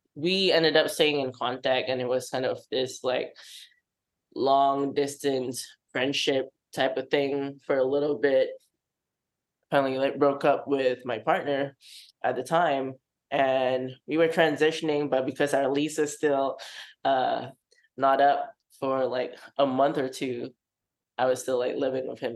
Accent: Singapore; moved away as an adult; I come from Singapore, from an Asian Muslim household

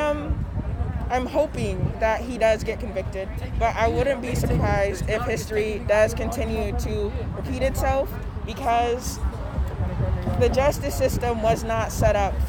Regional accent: Minneapolis, Minnesota, United States; I am from Minneapolis

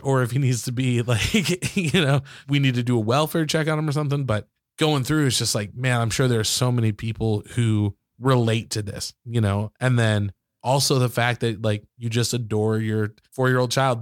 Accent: Michigan, United States; I grew up in Michigan, so, like, most of the basements there are finished

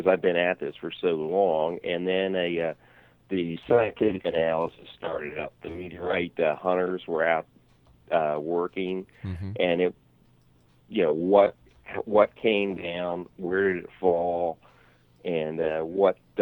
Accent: Canada; as a Canadian

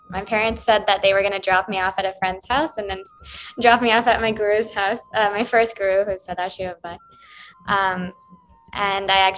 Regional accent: Charlotte, North Carolina, United States; I'm from Charlotte, North Carolina, so not too far away

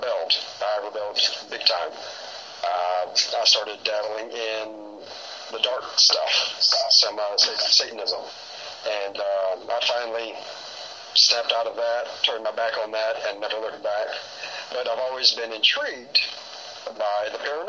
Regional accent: Houston, Texas, United States; Born and raised in Houston, Texas.

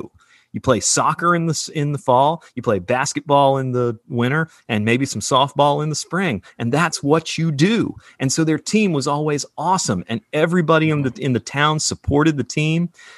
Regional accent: Charlotte, North Carolina, United States; moved away; also born or lived in Asheville; I grew up in Charlotte

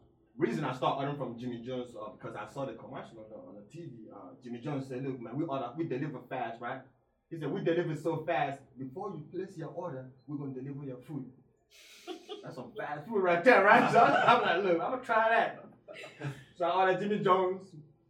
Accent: Nigeria; moved away as an adult; now in United States; I'm from Nigeria. I just came.

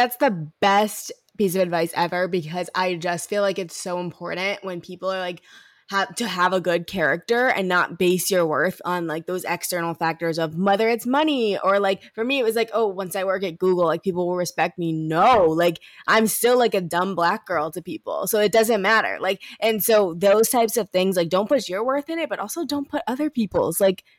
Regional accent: Midwest, United States; I'm from the Midwest.

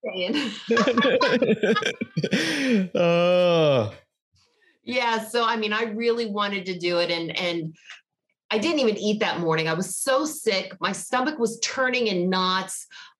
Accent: Georgia, United States; accent: Southern; I grew up there. And, you know, going to school, I'm from Georgia, kind of out in the backwoods

